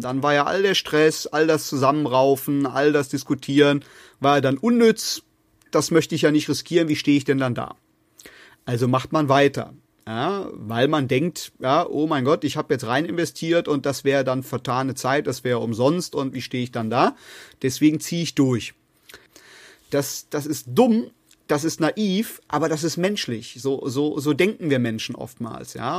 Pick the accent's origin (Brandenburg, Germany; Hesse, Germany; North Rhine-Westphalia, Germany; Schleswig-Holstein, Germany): North Rhine-Westphalia, Germany; bei uns in Nordrhein-Westfalen